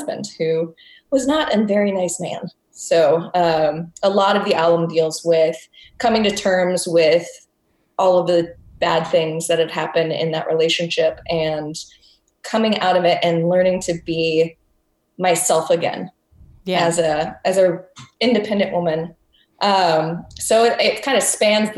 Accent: United States; also born or lived in Texas / Tennessee; I grew up in Texas and Tennessee

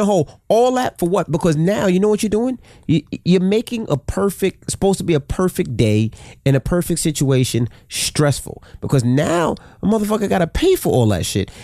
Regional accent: New York City, New York, United States; we were from Queens

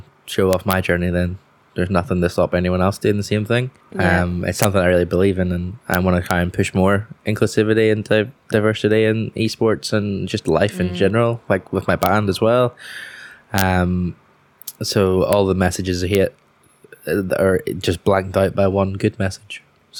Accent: Coleraine, Northern Ireland, United Kingdom; now in Belfast, United Kingdom; I'm from the north coast of Northern Ireland, Coleraine, if you want to be super specific. But I also have been living in Belfast for the last 10 odd years. So my accent's a bit of a mess

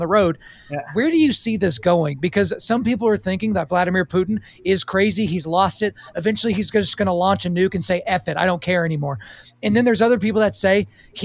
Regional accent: United States; as an American taxpayer

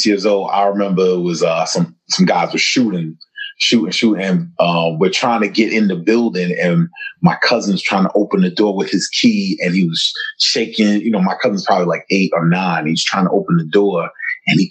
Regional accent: New York City, New York, United States; moved away as an adult; I'm from Far Rockaway, born and raised

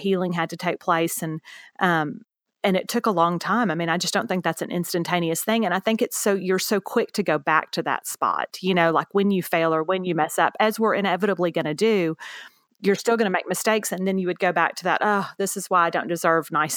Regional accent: Houston, Texas, United States; also born or lived in Beaumont, Texas; now in San Antonio, United States; I grew up in Houston, Texas, for the most part, ended up going to high school in Beaumont, Texas.

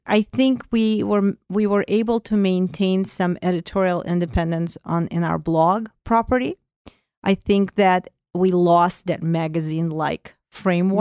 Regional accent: Azerbaijan; first language Russian; English is a second language; moved away as an adult; also born or lived in Soviet Union; now in United States; I come from Azerbaijan, so not too far from you

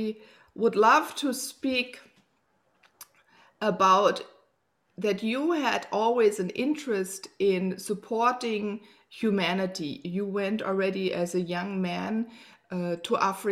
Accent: Germany; I grew up here in Germany.

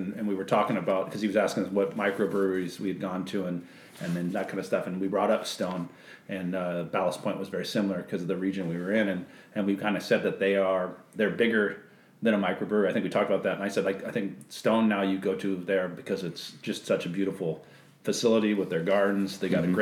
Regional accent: United States; as a kid growing up in the United States, especially back in the 70s and the 80s

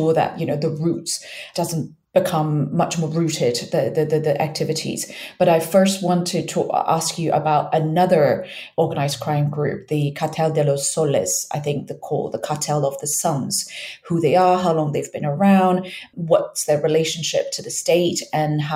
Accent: Myanmar; I'm from Burma, where it's been successive military regimes

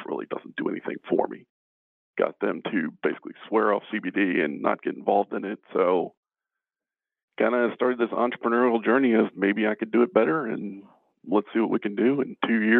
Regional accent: Baltimore, Maryland, United States; born and raised in Baltimore City, Northeast Baltimore City

